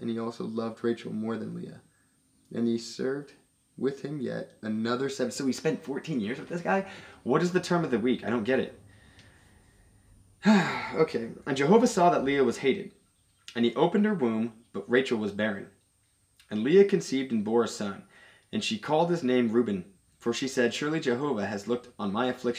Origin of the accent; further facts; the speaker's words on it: United States; I'm American